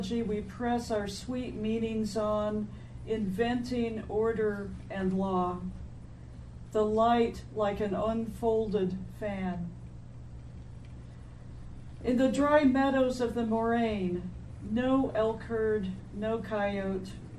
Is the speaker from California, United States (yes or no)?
no; Emporia, Kansas, United States; now in Lawrence, United States; I'm from Emporia originally.